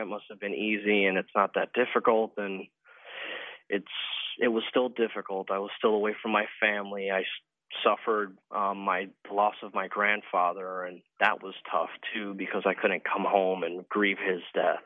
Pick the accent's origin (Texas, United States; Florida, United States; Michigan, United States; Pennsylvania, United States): Florida, United States; Fort Lauderdale; from Fort Lauderdale, Florida.